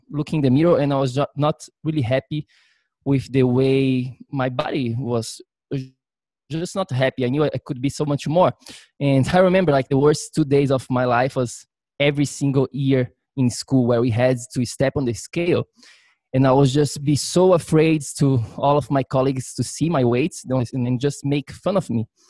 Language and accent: English; Florianópolis, Santa Catarina, Brazil; moved away as an adult; now in New York City, United States; I'm originally from Brazil um, grew up there my whole life until I was, I think, 21. That's when I moved to New York.